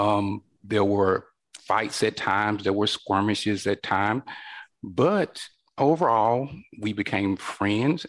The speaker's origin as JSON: {"language": "English", "region": "northern Alabama", "country": "United States", "tie": "born or raised there", "said": "I was born here in northern Alabama in the 1960s during the height of the civil rights movement. And a lot of things were happening here in my home state"}